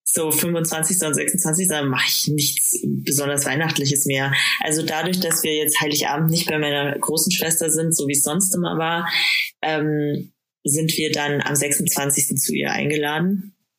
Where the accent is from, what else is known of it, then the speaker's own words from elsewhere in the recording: Bad Aibling, Bavaria, Germany; moved away; ich komme aus Bad Aibling ursprünglich